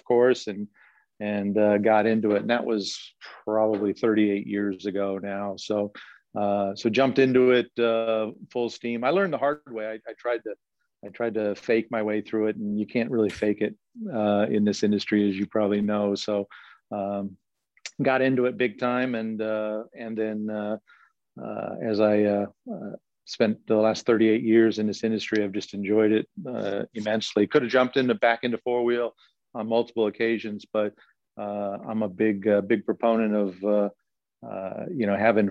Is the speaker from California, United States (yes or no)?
yes; Southern California, United States; moved away as an adult; also born or lived in Buffalo, New York; now in Rancho Cucamonga, United States; Born and raised in SoCal